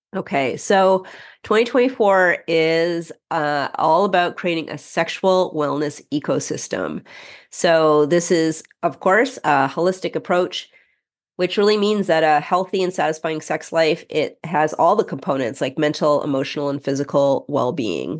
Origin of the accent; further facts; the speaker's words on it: Canada; we're Canadian